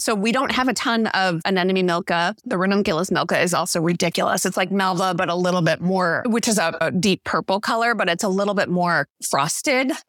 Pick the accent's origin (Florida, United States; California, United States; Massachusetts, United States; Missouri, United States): Missouri, United States; St. Louis; now in Skagit Valley, United States; I grew up in Missouri, in Saint Louis